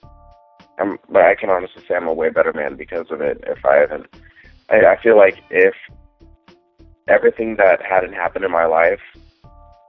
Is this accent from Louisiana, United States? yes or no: no; Texas, United States